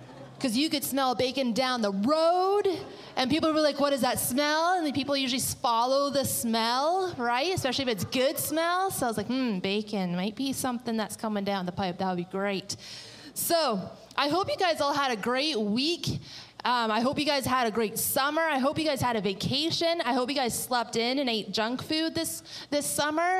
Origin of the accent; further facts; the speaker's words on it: British Columbia, Canada; moved away; we are from British Columbia